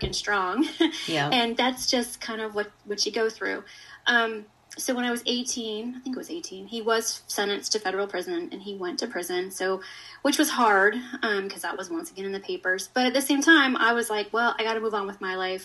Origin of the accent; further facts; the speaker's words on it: Richmond, Virginia, United States; moved away as an adult; also born or lived in Atlanta, Georgia; I'm from Richmond, Virginia. I moved to Atlanta